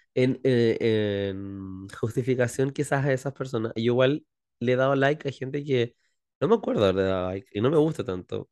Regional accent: Chile; nuestra chilenidad

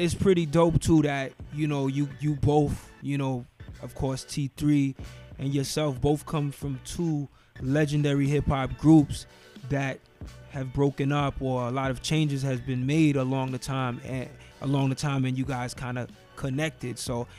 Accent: New York, United States; Of course, I'm from New York, so I'm representing the Knicks.

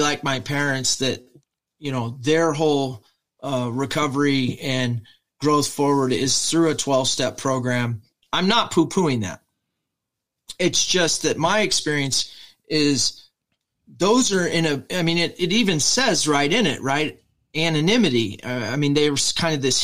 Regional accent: Midwest, United States; when I grew up here in the Midwest in America

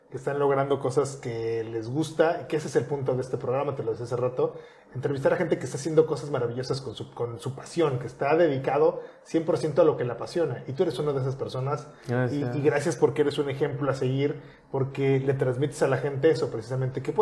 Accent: Quintana Roo, Mexico; todos somos ciudadanos de Quintana Roo y Puerto Morelos forma parte de Quintana Roo y todos al final de cuentas somos en cierta parte portomorelenses

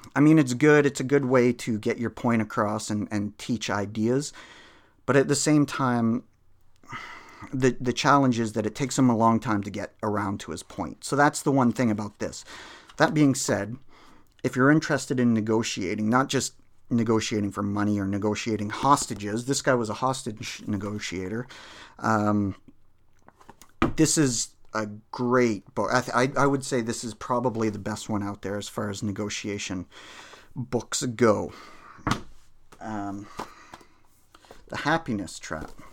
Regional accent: Canada; I'm Canadian

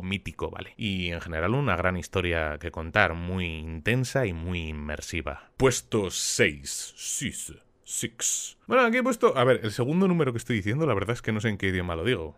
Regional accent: Spain; en mi país

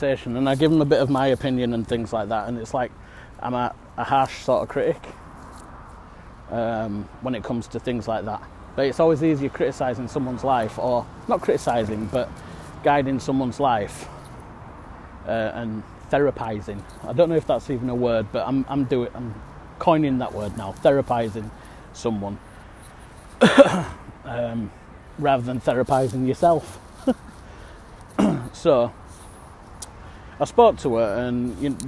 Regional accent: Yorkshire and the Humber, United Kingdom; I'm in England at the minute. Born and bred in Yorkshire

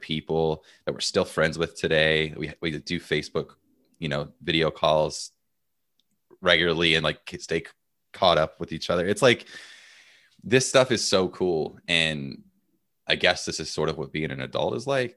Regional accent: United States; as an American

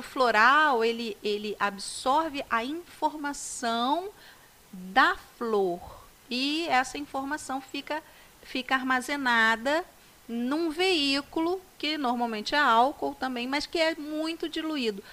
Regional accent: Magé, Rio de Janeiro, Brazil; no Colégio Estadual de Magé, que foi onde eu me criei

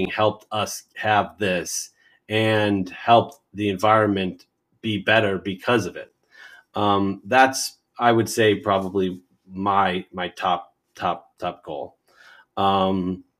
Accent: United States; I'm an American and I grew up here

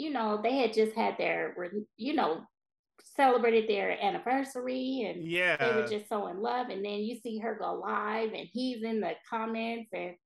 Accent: California, United States; I'm from California

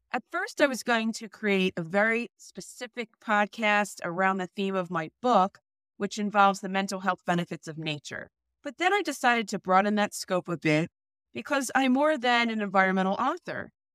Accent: New Jersey, United States; I grew up in New Jersey.

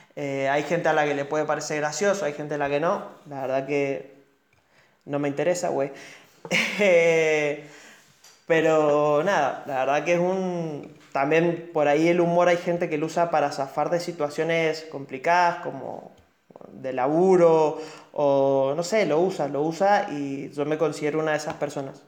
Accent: Mendoza, Argentina; hablando como mendocino

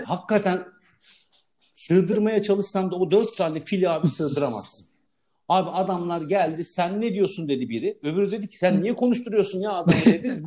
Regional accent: Istanbul, Turkey; orada büyüdüm

